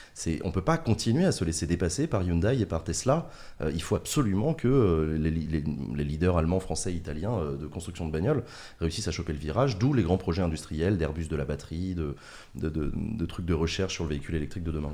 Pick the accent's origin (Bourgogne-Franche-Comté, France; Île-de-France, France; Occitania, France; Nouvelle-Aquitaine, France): Île-de-France, France; Paris; je suis parisien